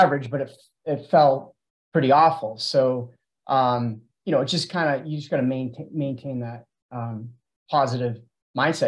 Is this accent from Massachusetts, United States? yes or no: yes; Auburn, Massachusetts, United States; I'm from Auburn, Mass